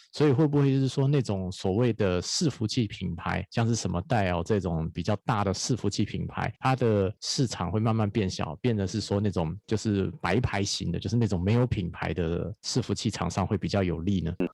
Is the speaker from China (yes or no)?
no; Taiwan; 在台湾生活，我觉得蛮高兴